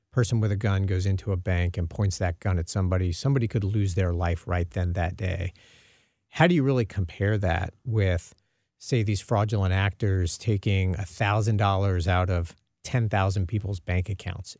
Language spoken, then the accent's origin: English; Dallas, Texas, United States; now in St. Louis, United States; I'm originally from the Dallas area.